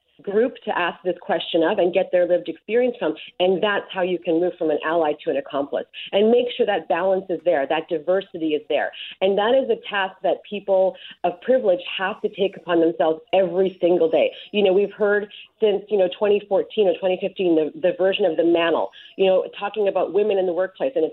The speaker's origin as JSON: {"language": "English", "town": "Winnipeg", "region": "Manitoba", "country": "Canada", "said": "I answer Winnipeg"}